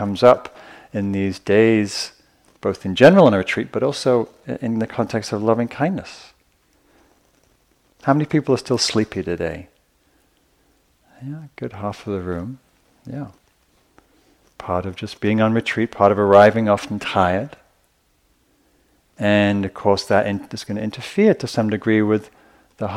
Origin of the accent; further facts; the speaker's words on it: the north of England, United Kingdom; I grew up in Northern England